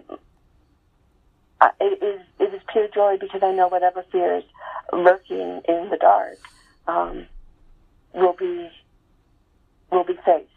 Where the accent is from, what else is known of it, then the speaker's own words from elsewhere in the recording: Salt Lake City, Utah, United States; we were growing up in Salt Lake City, you know, Mormon family